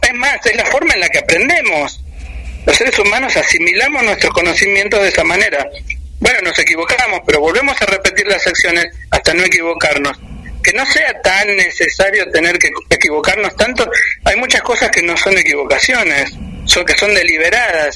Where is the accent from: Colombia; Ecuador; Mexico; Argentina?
Argentina